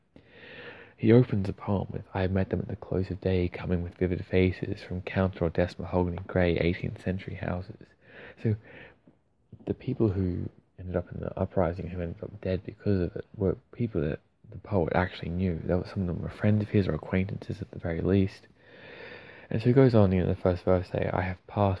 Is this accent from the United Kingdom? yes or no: no; Australia; accent: Aussie; I'm Australian, not Irish, so it's not quite as amazing in an Aussie accent